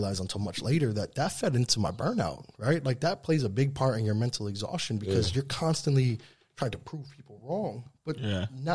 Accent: Troy, New York, United States; moved away as an adult; also born or lived in Manhattan, New York / Australia; My college was here. I went to high school, middle school, and college on the same city block

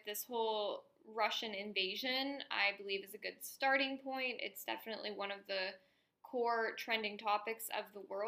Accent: Canada; in the school system growing up in Canada

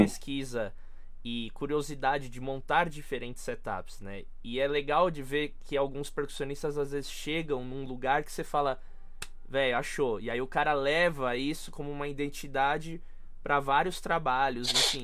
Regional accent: São Paulo, Brazil; eu sou de São Paulo

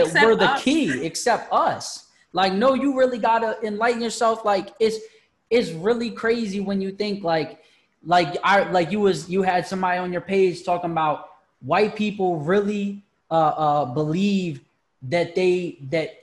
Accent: United States; as African people in America

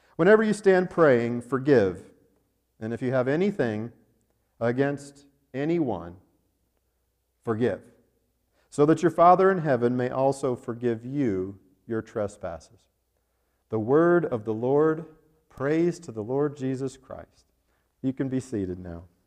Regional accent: Arvada, Colorado, United States; the King Soopers grocery store in Arvada, Colorado, my hometown

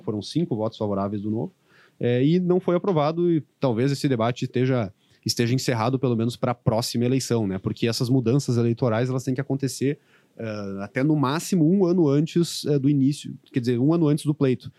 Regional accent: Santa Maria, Rio Grande do Sul, Brazil; eu que sou de Santa Maria

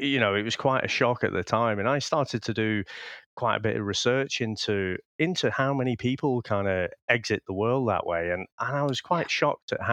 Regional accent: United Kingdom; being British

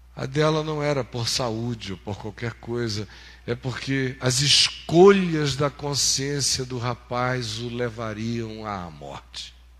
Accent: Amazonas, Brazil; quando eu era menino no Amazonas

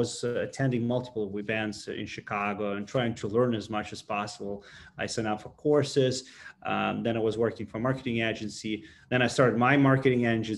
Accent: Ukraine; English is a second language; I was born in Ukraine in a very small village, actually on a farm. So I'm a real farmer

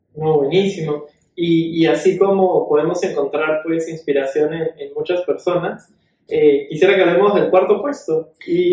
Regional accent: Peru; como peruanos

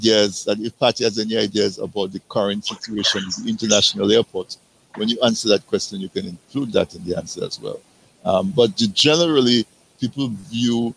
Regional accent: Dominica; I'm from Casabras

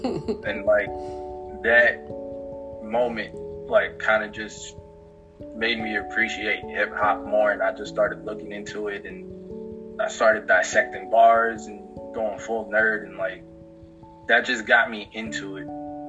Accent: Pennsylvania, United States; born there; also born or lived in North Carolina; I was born in Pennsylvania, in the Poconos. I moved to North Carolina.

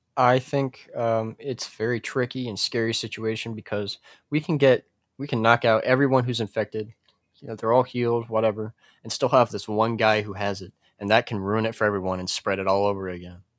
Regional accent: United States; I'm an American man. I'm a true American

